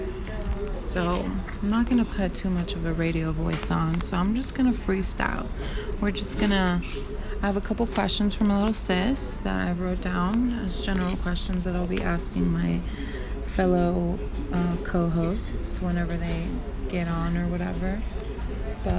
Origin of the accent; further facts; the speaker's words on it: Las Vegas, Nevada, United States; I was born and raised in Las Vegas, Nevada